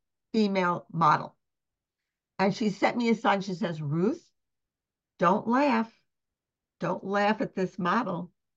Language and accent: English; Glen Cove, New York, United States; also born or lived in Brooklyn, New York; Raised in Glen Cove, which is a little city on Long Island by the water.